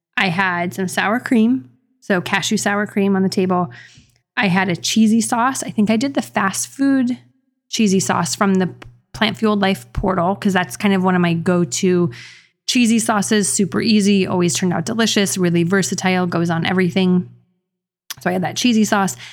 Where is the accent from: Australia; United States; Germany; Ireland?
United States; New Mexico; I'm from New Mexico